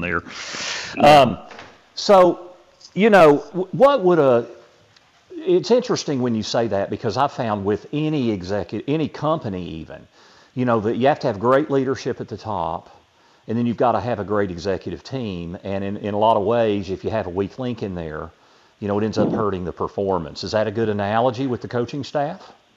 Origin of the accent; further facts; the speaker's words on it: Knoxville, Tennessee, United States; I grew up here in Knoxville